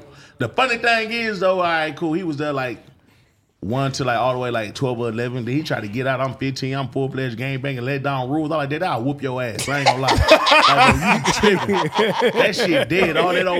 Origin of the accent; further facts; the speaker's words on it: Houston, Texas, United States; I'm from Southwest Eddie, Texas.